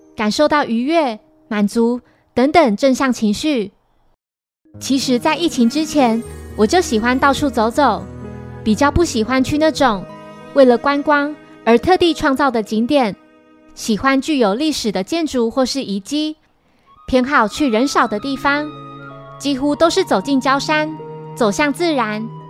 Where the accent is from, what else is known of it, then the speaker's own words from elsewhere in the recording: northern Taiwan, Taiwan; 我是北部人